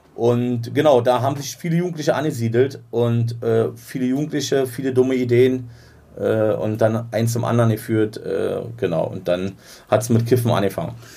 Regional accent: Berlin, Germany; wir sind in Ost-Berlin auf jeden Fall. Meine Heimat, da wo ich groß geworden bin

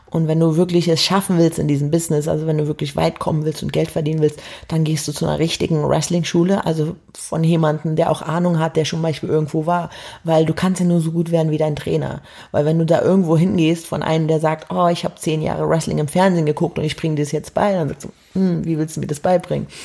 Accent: Berlin, Germany; also born or lived in Hamburg; also ich komme ja ursprünglich aus Berlin, habe dann in Hamburg gewohnt

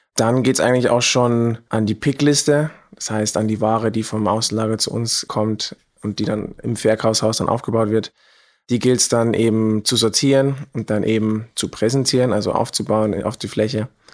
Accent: Germany; moved away as an adult; now in Vienna, Austria; ich komme aus Deutschland und bin nach Wien gezogen

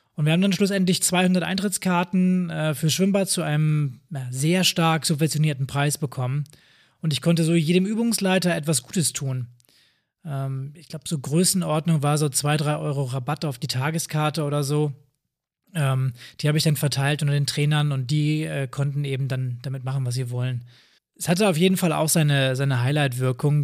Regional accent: Northern Germany, Germany; bei uns im Norden

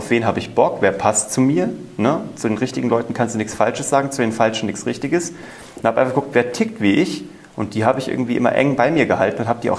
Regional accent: Kassel, Hesse, Germany; Ja, mit 16 war ich ja Zauberkünstler bei uns in Kassel und habe einfach äh, überall gezaubert.

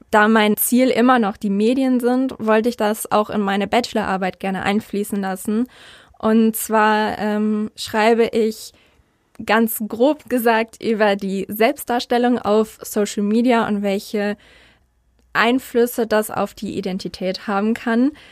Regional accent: North Rhine-Westphalia, Germany; ich bin nämlich eigentlich im Rhein-Sieg-Kreis aufgewachsen und bin da zur Schule gegangen

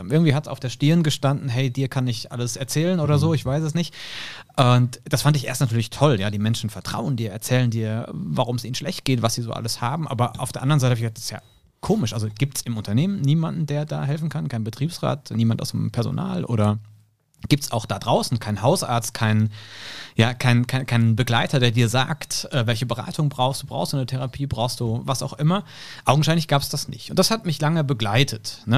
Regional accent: Hilchenbach, North Rhine-Westphalia, Germany; born there; now in Cologne, Germany; ich bin Mitte 30, komme gebürtig aus Hilchenbach im Siegerland

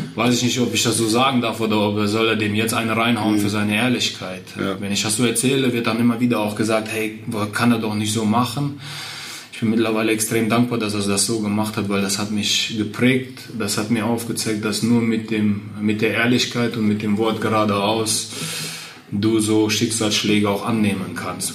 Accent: Westerwald, Rhineland-Palatinate, Germany; also born or lived in Kazakhstan / Borken; wenn ich meine Kindheit äh, im Westerwald Revue passieren lasse und meine Kindheit in Kasachstan passieren lasse

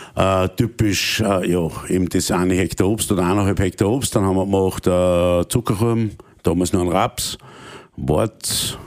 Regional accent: Austria; als Österreicher

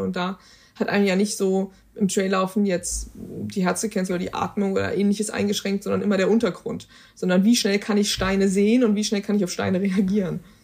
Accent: Germany; wir kommen aus Deutschland

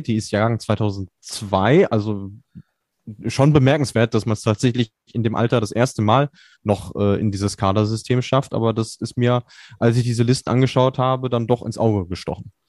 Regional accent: Germany; als Deutsche

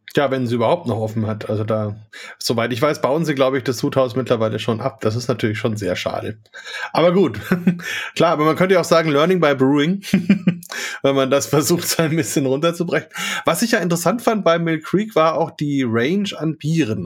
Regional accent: Franconia, Bavaria, Germany; hier bei uns in Franken, in Bayern

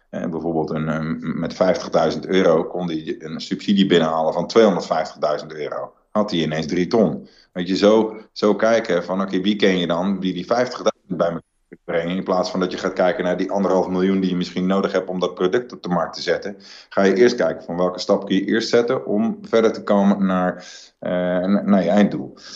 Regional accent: Netherlands; als Nederlanders met, met een hele kleine natie

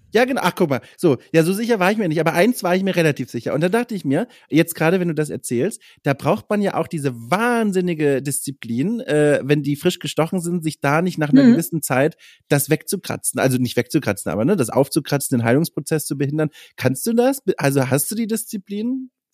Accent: Franconia, Bavaria, Germany; moved away; Ich komme nicht aus Schwaben, sondern aus okay. Franken

